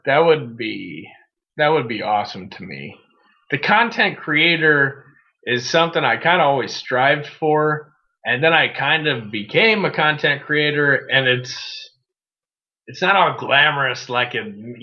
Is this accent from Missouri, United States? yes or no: yes; St. Louis, Missouri, United States; also born or lived in Southern Illinois; I grew up a proud St. Louis citizen